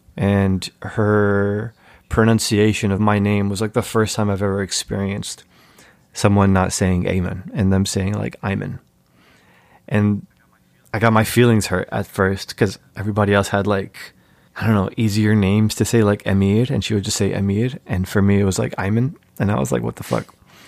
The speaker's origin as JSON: {"language": "English", "country": "United States", "said": "as an American Muslim, as an American Egyptian, it's always been hard for me to parse like how American I am or how Egyptian I am."}